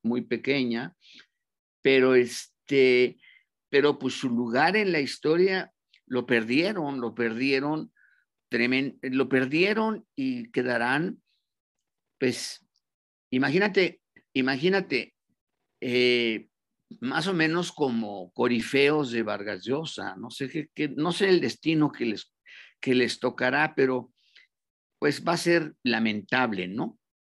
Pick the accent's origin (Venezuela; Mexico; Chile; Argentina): Mexico; moved away as an adult; also born or lived in Nicaragua; como somos nosotros los mexicanos